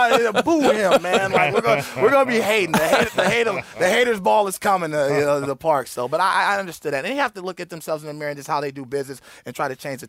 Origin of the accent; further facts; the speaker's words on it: Oakland, California, United States; I'm from Oakland.